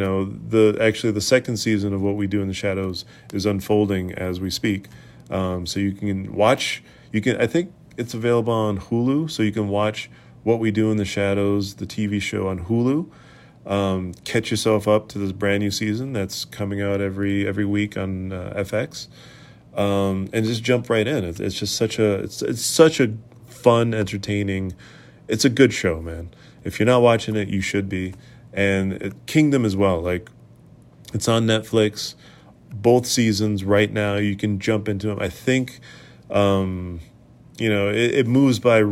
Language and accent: English; Boston, Massachusetts, United States; I grew up in New England and I'm sort of from Boston